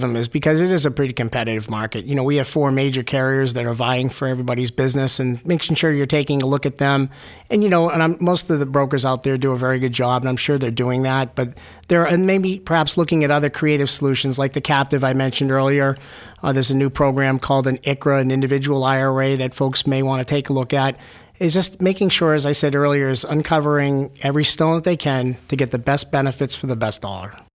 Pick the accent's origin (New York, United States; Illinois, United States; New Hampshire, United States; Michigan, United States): New Hampshire, United States; Manchester; I'm a New Hampshire native. I grew up in Manchester, went to Central High School, UNH